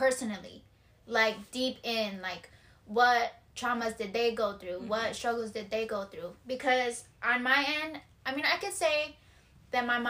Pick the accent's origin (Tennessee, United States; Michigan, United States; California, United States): Michigan, United States; I was raised in Michigan